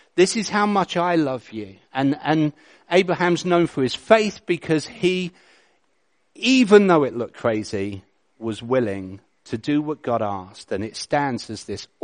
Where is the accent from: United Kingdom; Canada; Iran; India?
United Kingdom; England; I'm English